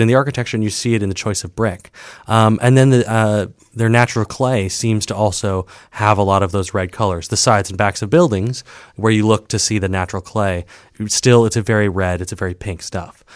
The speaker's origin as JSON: {"language": "English", "town": "Saint Paul", "region": "Minnesota", "country": "United States", "also_born_or_lived": "Ohio", "moved": "yes", "lives_now": "Chicago, United States", "said": "I'm from Saint Paul, Minnesota."}